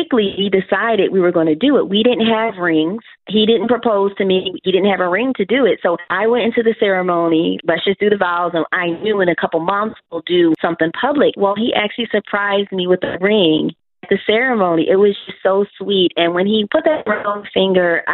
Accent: Philadelphia, Pennsylvania, United States; I'm from Philly

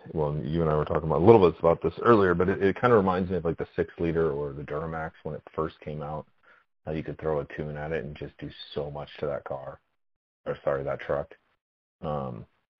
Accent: Southern California, United States; moved away as an adult; also born or lived in Northern Idaho; now in Idaho, United States; I grew up in Southern California

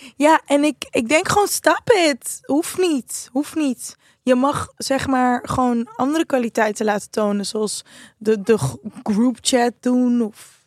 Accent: Amsterdam, North Holland, Netherlands; Als Amsterdammer

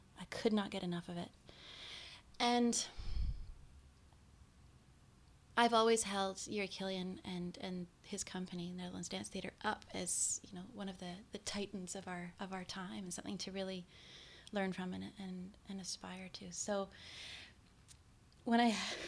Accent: Victoria, British Columbia, Canada; also born or lived in Terrace, British Columbia; I actually was born in Terrace, but I grew up in Victoria.

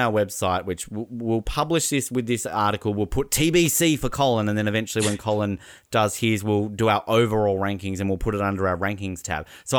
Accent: Miami, Florida, United States; I'm from Miami.

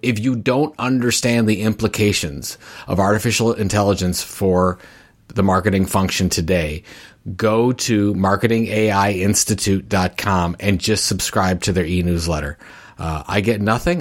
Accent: Cleveland, Ohio, United States; Cleveland, course, that's my hometown

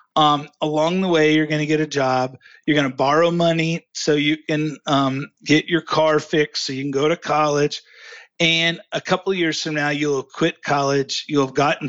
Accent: Ozark, Missouri, United States; In Ozark, Missouri, in the Ozark Mountains.

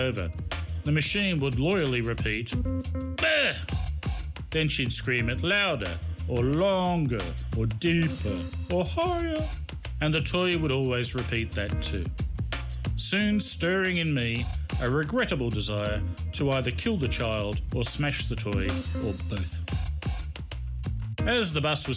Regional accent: Australia; now in China; As an Australian, I'd been automatically granted a 90-day stay in Hong Kong

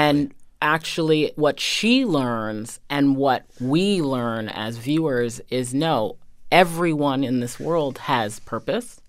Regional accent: Medfield, Massachusetts, United States; I grew up in a very traditional, um, New England town

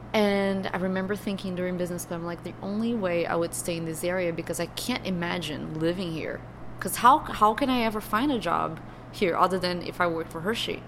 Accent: Brazil; first language Portuguese; English is a second language; moved away as an adult; now in United States

